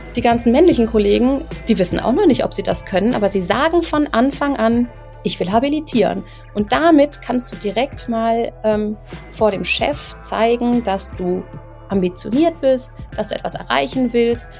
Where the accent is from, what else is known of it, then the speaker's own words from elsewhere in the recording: Cologne, North Rhine-Westphalia, Germany; moved away as an adult; now in Munich, Germany; Ich bin eigentlich Kölnerin